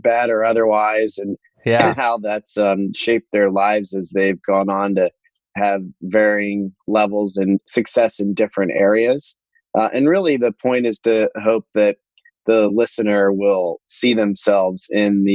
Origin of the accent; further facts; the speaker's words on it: Columbus, Ohio, United States; also born or lived in Akron, Ohio; I grew up in Akron, Ohio for the first 10 years of my life